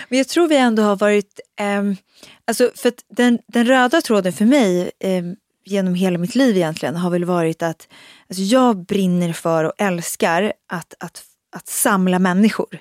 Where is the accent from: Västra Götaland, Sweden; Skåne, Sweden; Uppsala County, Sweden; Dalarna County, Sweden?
Uppsala County, Sweden; Uppsala; moved away as an adult; now in Stockholm, Sweden; jag kommer från Uppsala men flyttade faktiskt direkt egentligen när jag var 19 eh, direkt efter där till Stockholm